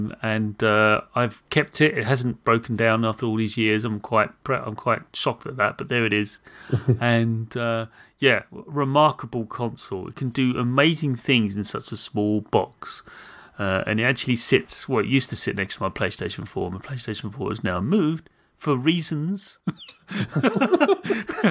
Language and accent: English; United Kingdom; I'm British